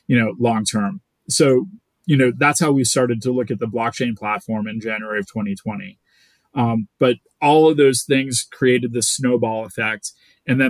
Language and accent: English; Boston, Massachusetts, United States; I'm from Boston